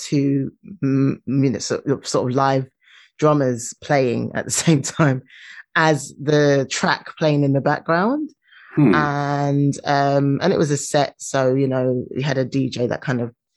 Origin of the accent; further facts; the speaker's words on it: London, United Kingdom; I'm from London.